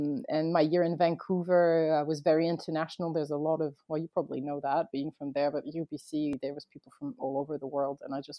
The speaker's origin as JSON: {"language": "English", "town": "Paris", "country": "France", "tie": "born or raised there", "also_born_or_lived": "Boston, United States", "said": "I was born in Paris, and then my parents moved to the States when I was about one, and I grew up over there for almost 5 years."}